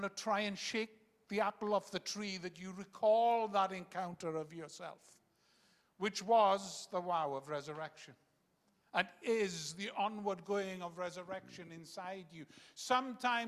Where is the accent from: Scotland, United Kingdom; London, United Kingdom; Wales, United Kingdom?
Wales, United Kingdom; first language Welsh; English is a second language; I came from a very Welsh nationalistic background. I couldn't speak a word of English till I was 11